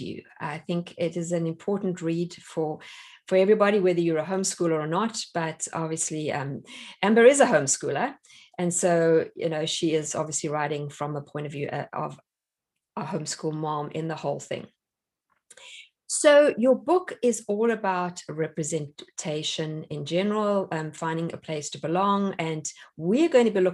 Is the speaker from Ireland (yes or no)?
no; South Africa; now in United States; I'm South African